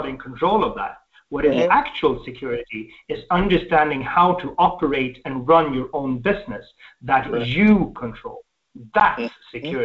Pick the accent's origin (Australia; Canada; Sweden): Sweden; I was born in Sweden, we have a deep, I would say a deep socialist upbringing